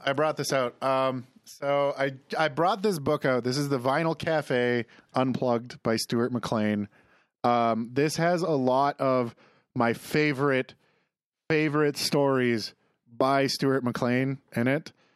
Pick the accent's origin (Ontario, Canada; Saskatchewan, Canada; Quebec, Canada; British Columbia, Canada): Saskatchewan, Canada; near the Corner Gas set; the set is literally half an hour from my hometown